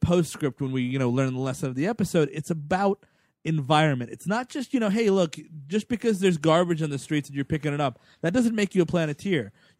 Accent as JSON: {"language": "English", "town": "New York City", "region": "New York", "country": "United States", "said": "I'm from the Bronx, man."}